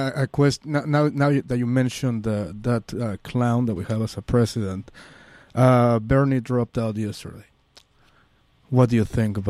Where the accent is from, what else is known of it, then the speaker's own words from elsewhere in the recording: Mexico City, Mexico; moved away; I'm from Mexico. I'm from Mexico City